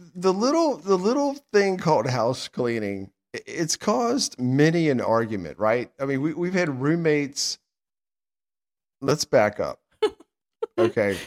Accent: Sandston, Virginia, United States; I'm from Sanston

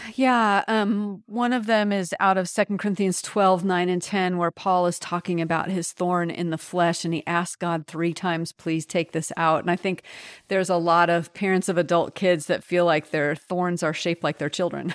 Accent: United States; also born or lived in France; as an American

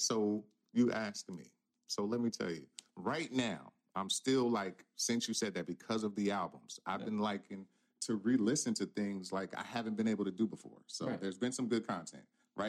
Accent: Williamsport, Pennsylvania, United States; also born or lived in Newark, New Jersey; now in Albany, United States; I was born in Newark, New Jersey. Moved to a place called Williamsport, Pennsylvania.

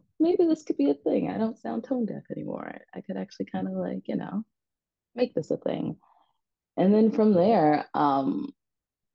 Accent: New York City, New York, United States; also born or lived in New Jersey; Born and raised in Brooklyn

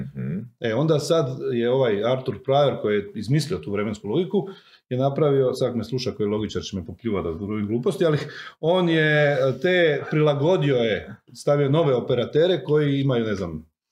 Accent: Croatia; Ja sam iz Miholjca, moji imaju krave.

